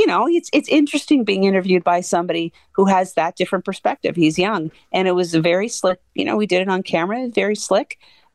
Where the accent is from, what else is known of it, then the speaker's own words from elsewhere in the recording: Canada; And I'm very Canadian when I say love to win, but I'm just proud that they're there.